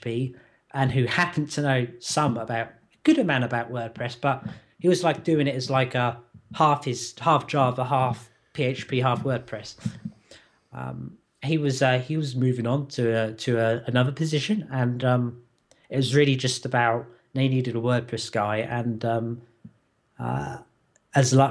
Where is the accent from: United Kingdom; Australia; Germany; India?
United Kingdom; as a Brit